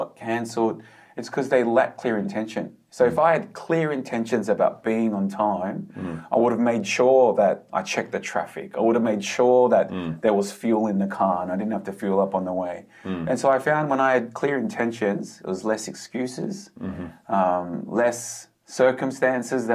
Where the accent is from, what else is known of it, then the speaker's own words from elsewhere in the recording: Australia; also born or lived in Korea; I was born in Australia. I grew up in Australia, and my parents are first generation Korean